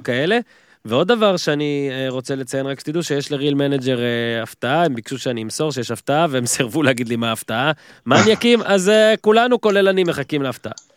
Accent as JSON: {"language": "Hebrew", "region": "Northern District", "country": "Israel", "moved": "yes", "lives_now": "Tel Aviv, Israel", "said": "אני מהצפון אז מותר במקור, אני גר בתל אביב מ-2006"}